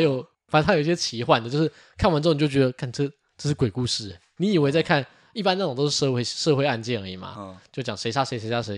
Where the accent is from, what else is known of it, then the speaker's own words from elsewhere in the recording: Taiwan; 我们台湾人